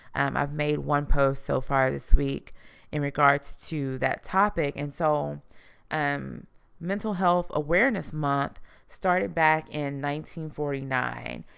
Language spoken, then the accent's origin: English; Houston, Texas, United States; I am from Houston, Texas